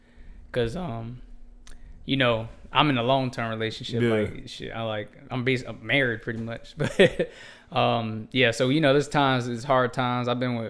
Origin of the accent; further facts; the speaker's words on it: Orlando, Florida, United States; also born or lived in Abington, Pennsylvania; I moved down here when I was like 4, and I lived all over Orlando. So, like when we first came down here, we moved to Rosemont.